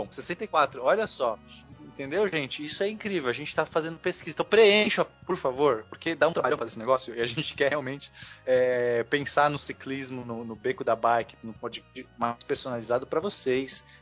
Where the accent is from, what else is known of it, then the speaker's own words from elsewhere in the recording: Bom Jesus, Rio de Janeiro, Brazil; also born or lived in Vitória; Eu sou de Bom Jesus.